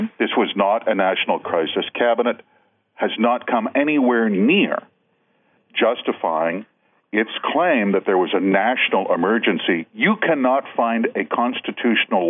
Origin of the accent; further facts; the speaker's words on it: Manitoba, Canada; I'm from Manitoba, so we are economical with our language